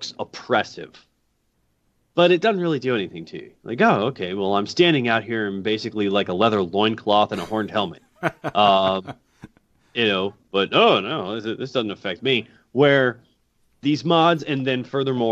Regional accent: Colorado, United States; I was born out in Colorado

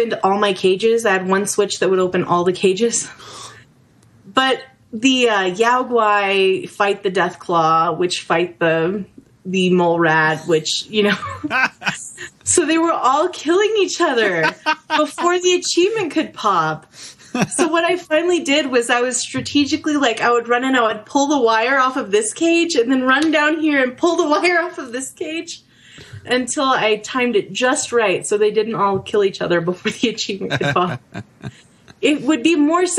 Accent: New Mexico, United States; I'm from New Mexico

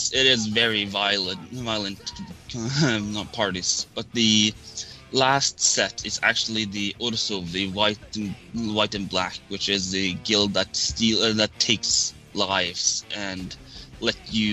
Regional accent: Norway; accent: pure Norwegian; I'm from Norway, and I might actually have... my voice actually is like... I don't know. My accent is just pure Norwegian.

